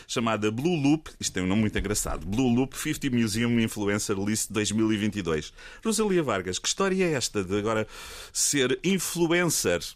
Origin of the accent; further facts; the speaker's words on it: Costa Vicentina, Algarve, Portugal; also born or lived in Lagos; eu nasci em Lagos, mas só nasci lá também fui-me logo embora a correr para Algesur, Costa Vicentina